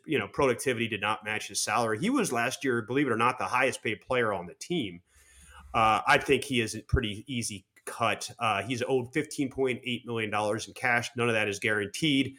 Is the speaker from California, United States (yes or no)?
no; Harrisburg, Pennsylvania, United States; now in South Florida, United States; I grew up in Harrisburg